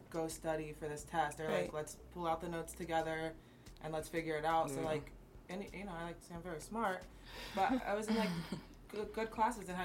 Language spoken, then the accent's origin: English; Easton, United States; now in Florida, United States; I grew up in Easton